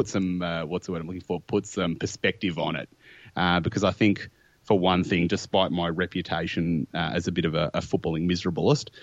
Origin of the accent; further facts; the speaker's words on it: Melbourne, Victoria, Australia; I grew up in Hawthorn